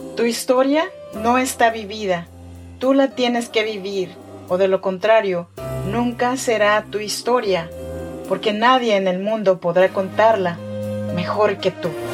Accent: Chinantla region, Oaxaca, Mexico; now in Sacramento, United States; Soy mexicana, oaxaqueña de la región chinanteca

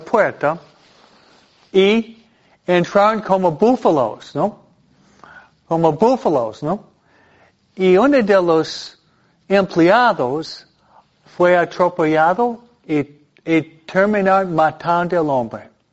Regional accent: New York, United States; now in California, United States; el estado donde yo fui criado, en Nueva York

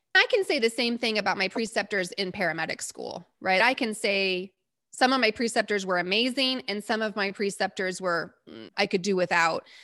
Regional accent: Texas, United States; And I'm from Texas, and that's my home.

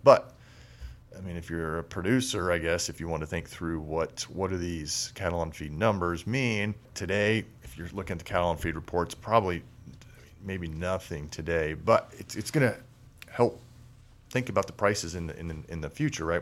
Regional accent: Illinois, United States; moved away; growing up in Illinois

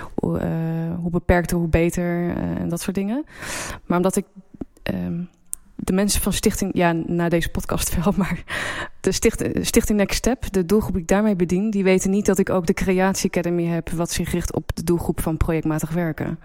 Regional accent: Apeldoorn, Gelderland, Netherlands; moved away as an adult; also born or lived in Antwerp / Amsterdam / Leeuwarden / Beijing; ik ben in Apeldoorn opgegroeid

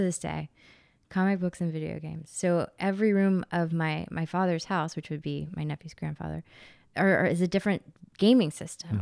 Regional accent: Memphis, Tennessee, United States; I'm from Memphis

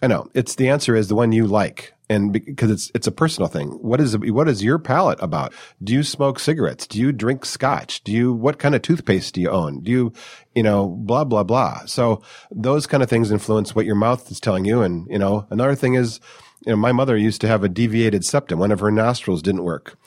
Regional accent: Detroit, Michigan, United States; moved away as an adult; now in California, United States; I'm not from California. I was raised in the Detroit suburbs, moved out here in my twenties.

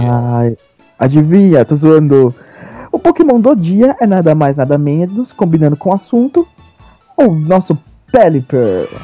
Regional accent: Brazil; eu sou brasileiro

